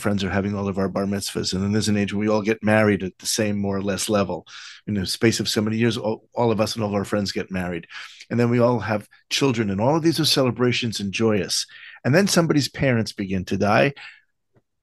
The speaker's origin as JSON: {"language": "English", "region": "New York", "country": "United States", "tie": "born or raised there", "moved": "yes", "lives_now": "Israel", "said": "I live in Israel, but I grew up in New York"}